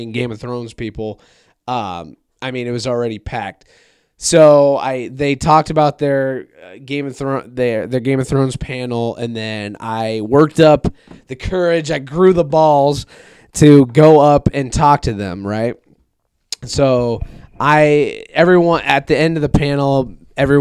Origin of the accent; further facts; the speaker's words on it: Iowa, United States; we're from Iowa